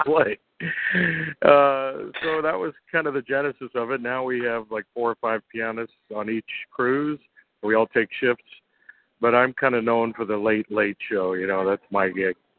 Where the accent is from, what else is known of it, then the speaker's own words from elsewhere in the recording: New York City, New York, United States; I grew up in Brooklyn, New York